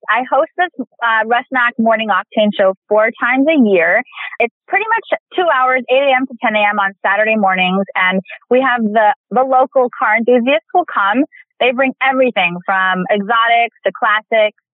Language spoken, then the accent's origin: English; India; I'm Indian. So I'm in, as an Indian actor, there's, there's a few of us.